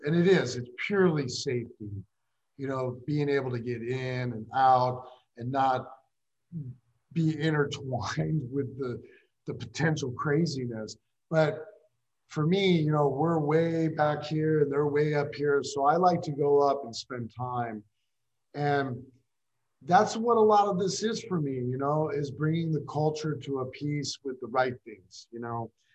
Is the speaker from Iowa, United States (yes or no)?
yes; Des Moines, Iowa, United States; I'm from Des Moines